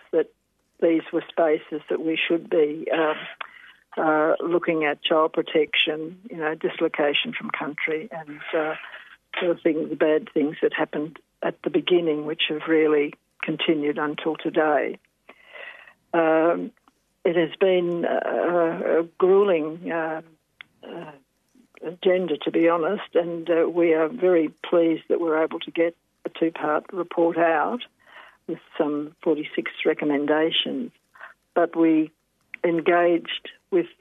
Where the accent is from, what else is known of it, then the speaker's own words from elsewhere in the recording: Swan Hill, Victoria, Australia; also born or lived in Hamilton, Victoria / Mildura, Victoria; I was born in Hamilton myself, but went at probably 2 or 3 years of age to Swan Hill, back to my mother's people. And so grew up there for a time before we went to Mildura.